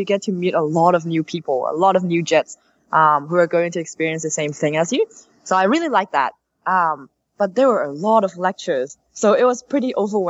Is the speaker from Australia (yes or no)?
yes; Sydney, New South Wales, Australia; moved away as an adult; now in Japan; from Sydney.